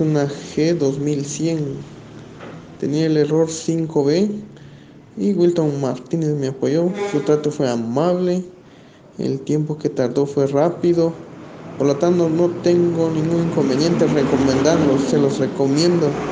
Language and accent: Spanish; Guatemala; soy de Guatemala